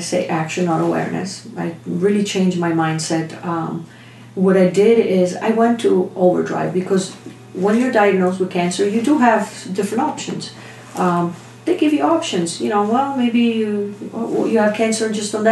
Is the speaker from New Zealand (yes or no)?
no; Italy; moved away; I'm born in a little town in Italy